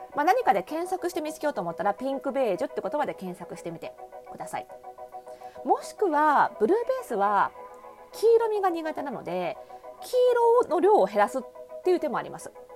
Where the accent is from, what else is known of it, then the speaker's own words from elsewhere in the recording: Kanagawa, Japan; 私の出身地の湘南